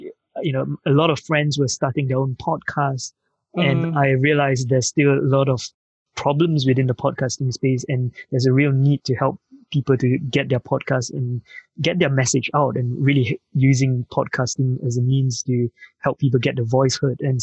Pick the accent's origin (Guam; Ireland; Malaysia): Malaysia; moved away as an adult; now in United Kingdom; I'm from Malaysia. I grew up in Malaysia. I came to the UK 15 years ago. So I studied in university here